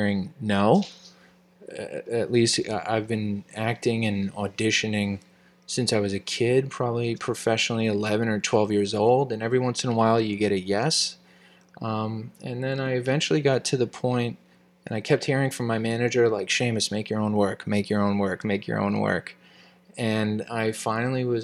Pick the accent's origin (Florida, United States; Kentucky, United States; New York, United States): New York, United States; New York City; I'm a kid from the Bronx